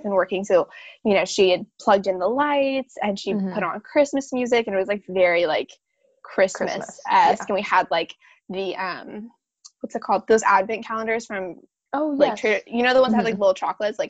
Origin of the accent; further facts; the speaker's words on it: Bay Area, California, United States; moved away; I grew up in the Bay Area